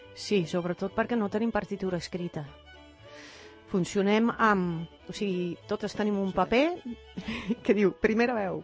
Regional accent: Netherlands; Catalan is a second language; moved away as an adult; now in Spain; com a holandesa

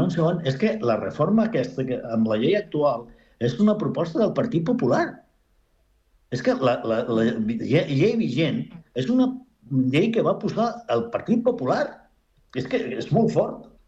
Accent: Spain; Jo no soc orgullós, eh, soc espanyol.

